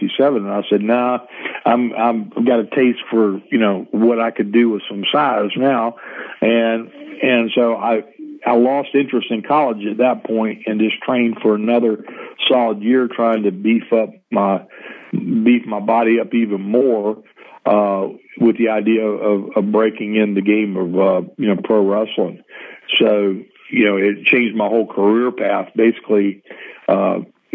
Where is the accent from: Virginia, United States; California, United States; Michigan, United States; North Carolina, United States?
Virginia, United States; Norfolk; Norfolk Scope, which was a bigger arena in my hometown.